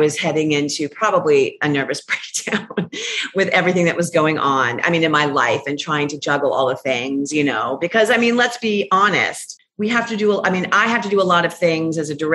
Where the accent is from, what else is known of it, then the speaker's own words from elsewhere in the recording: Phoenix, Arizona, United States; I'm from Phoenix